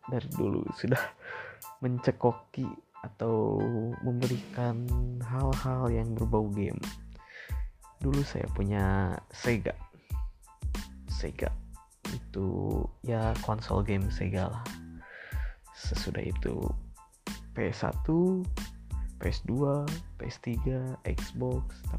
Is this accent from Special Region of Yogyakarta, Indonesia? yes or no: no; Tasikmalaya, West Java, Indonesia; saya lahir di Tasikmalaya dan saya dibesarkan di Tasikmalaya. Kedua orang tua saya berasal dari Bandung